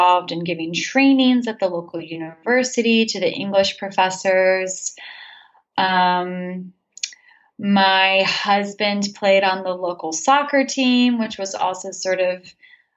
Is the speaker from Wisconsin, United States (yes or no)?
no; Santa Fe, New Mexico, United States; moved away as an adult; also born or lived in Washington, D.C. / Nicaragua; now in Boston, United States; I am from Santa Fe, New Mexico, born and raised.